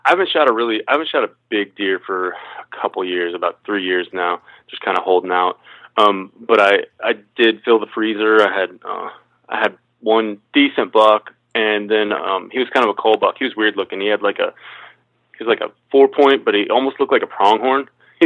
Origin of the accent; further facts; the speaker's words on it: Midwest, United States; moved away as an adult; now in Maryland, United States; So I grew up hunting out in the Midwest and then had to adapt to this East Coast stuff.